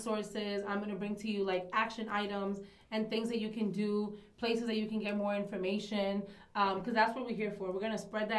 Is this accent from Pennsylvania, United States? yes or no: no; New York City, New York, United States; also born or lived in Dominican Republic / Marcy Houses, Brooklyn; I am an immigrant from the Dominican Republic. I was originally raised in Williamsburg. And then my family and I moved to Marcy Houses